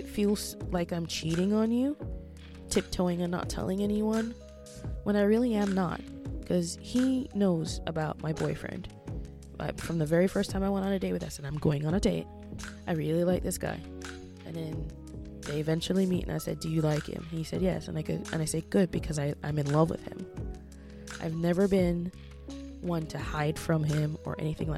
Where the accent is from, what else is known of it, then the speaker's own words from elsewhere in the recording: Jamaica; moved away; As a Jamaican